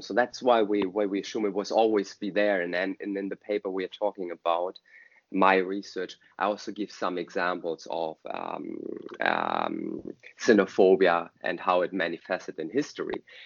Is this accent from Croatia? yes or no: no; Germany; I'm from Germany.